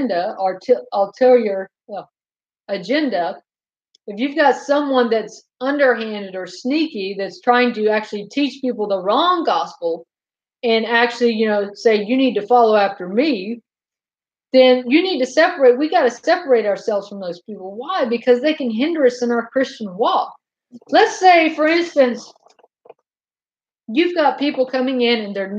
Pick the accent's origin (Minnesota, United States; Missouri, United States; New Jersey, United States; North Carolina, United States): North Carolina, United States; I was raised in North Carolina in the Bible Belt